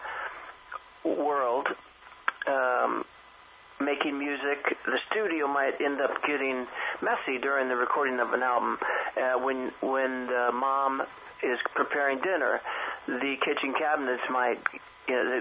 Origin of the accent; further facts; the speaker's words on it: San Francisco, California, United States; growing up in San Francisco